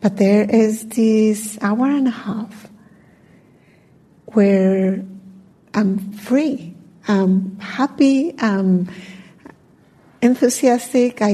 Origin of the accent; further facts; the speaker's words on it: Colombia; I'm from Colombia